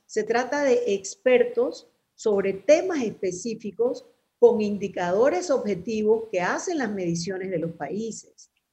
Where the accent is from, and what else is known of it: Panama